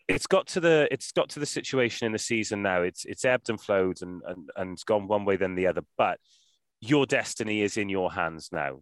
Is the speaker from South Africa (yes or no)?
no; Wales, United Kingdom; I'm from Wales